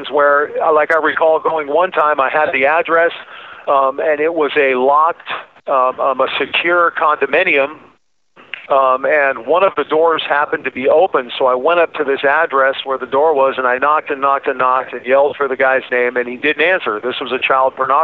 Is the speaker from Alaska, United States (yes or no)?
yes; Alaska, United States; moved away as an adult; I flew back home to my home state to do some industrial painting projects.